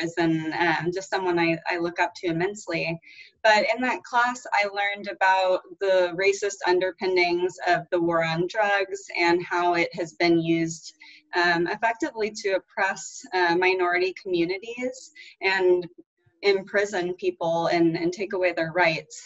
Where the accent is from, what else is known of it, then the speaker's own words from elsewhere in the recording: Houston, Texas, United States; growing up in Houston, Texas, which is an extremely, extremely diverse place